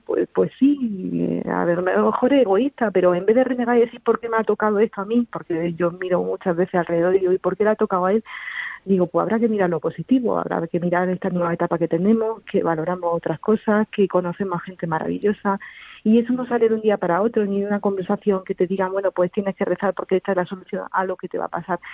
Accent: Jaén, Andalusia, Spain; now in Toledo, Spain; nosotros no somos de aquí, de Toledo, somos de Jaén

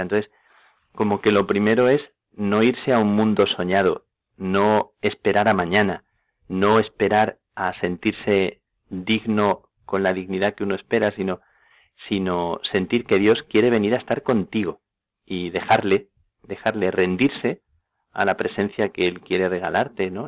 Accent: Plasencia, Extremadura, Spain; en Plasencia a las carmelitas en, mi tierra.

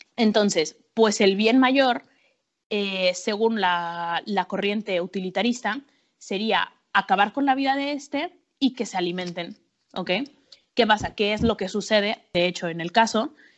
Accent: Mexico City, Mexico; moved away as an adult; also born or lived in Acapulco / Iceland; now in Madrid, Spain; yo soy mexicana, soy, nací en Acapulco, pero crecí en la Ciudad de México

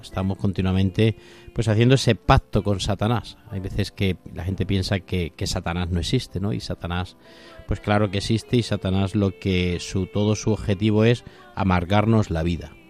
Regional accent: Toledo, Castilla-La Mancha, Spain; yo soy de Toledo

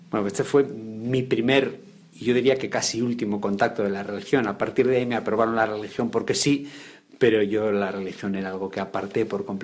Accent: Bilbao, Basque Country, Spain; born there; yo nací en Bilbao, y bueno, pues por motivos de, trabajo de mi padre, pues me tocó viajar mucho y, residir en muchísimos lugares.

